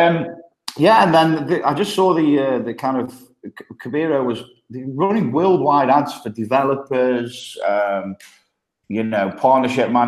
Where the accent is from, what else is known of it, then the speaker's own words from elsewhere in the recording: Stoke-on-Trent, West Midlands, United Kingdom; accent: thick Midlands; moved away as an adult; now in Copenhagen, Denmark; I grew up in Stoke-on-Trent.